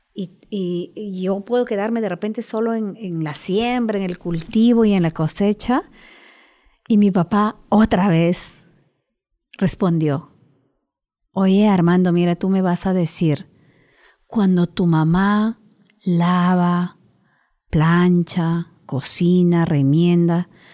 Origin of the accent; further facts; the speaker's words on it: Moyobamba, San Martín, Peru; moved away as an adult; now in Lima, Peru; Nací en la selva de Perú, por lo cual soy una privilegiada. Y estudié hasta terminar la secundaria en, Moyobamba, que es mi pueblo